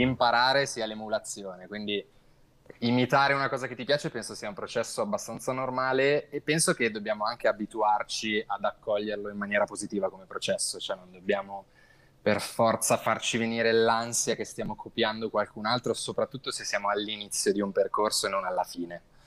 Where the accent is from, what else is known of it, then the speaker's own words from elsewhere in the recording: Milan, Lombardy, Italy; vengo da Milano